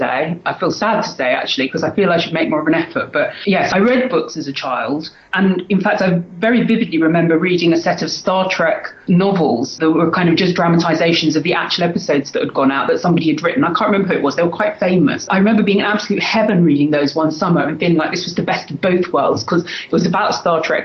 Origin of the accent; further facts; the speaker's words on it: London, United Kingdom; I'm from London in England, in the UK, as you can probably tell from my accent. I've lived pretty much all my life in London, except for a few years when I was at university. So I'm a Londoner, born and bred.